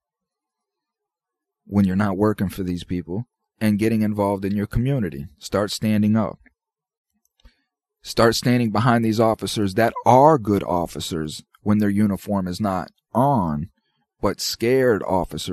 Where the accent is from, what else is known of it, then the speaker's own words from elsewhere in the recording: United States; as an American citizen